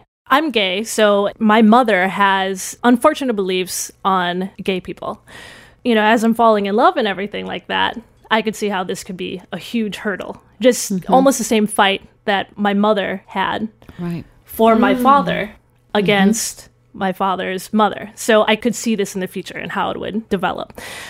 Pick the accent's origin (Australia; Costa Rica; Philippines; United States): Philippines; So, and this is all on my mom's side of the family, which I grew up in the Philippines a little bit.